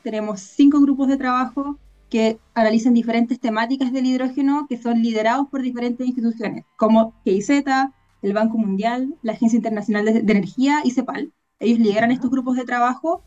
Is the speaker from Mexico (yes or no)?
no; Chile; nosotras, si bien como, como chilenas